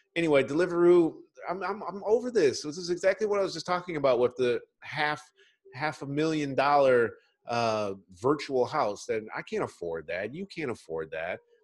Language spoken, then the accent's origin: English; Michigan, United States; moved away; also born or lived in New York; I'm really from Michigan